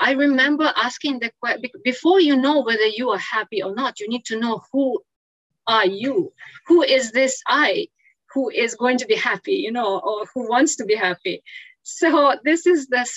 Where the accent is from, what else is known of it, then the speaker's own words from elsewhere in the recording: Ukraine; English is a second language; moved away as an adult; now in Singapore; I was born in Ukraine